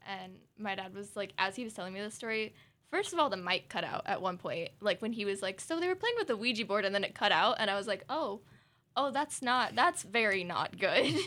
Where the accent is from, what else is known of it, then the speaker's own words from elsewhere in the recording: Southern Oregon, United States; we're from Southern Oregon